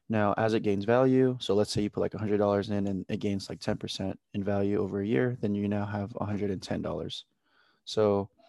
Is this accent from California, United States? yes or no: yes; Oxnard, California, United States; I'm from Oxnard, California